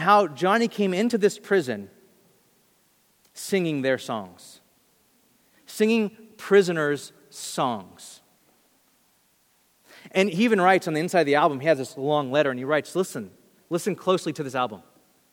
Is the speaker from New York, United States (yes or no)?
no; Bakersfield, California, United States; I'm from Bakersfield